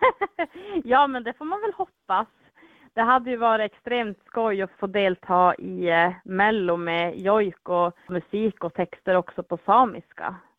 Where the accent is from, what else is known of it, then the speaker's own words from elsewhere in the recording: Vilhelmina, Västerbotten County, Sweden; Vilhelminområdet där jag är ifrån